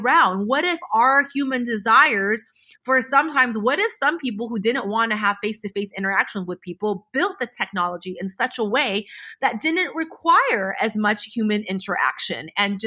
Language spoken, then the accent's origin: English; United States; I'm American